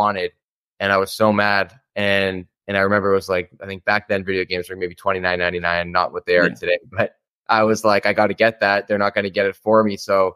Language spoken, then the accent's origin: English; Toronto, Ontario, Canada; I'm from Toronto, Ontario in Canada.